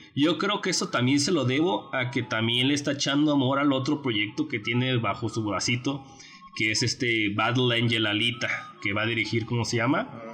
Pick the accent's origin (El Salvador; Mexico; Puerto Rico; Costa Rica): Mexico; Querétaro; nosotros somos de Querétaro